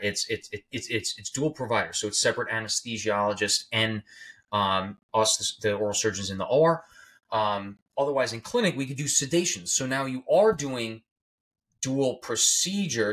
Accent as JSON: {"language": "English", "region": "New York", "country": "United States", "said": "I'm from New York"}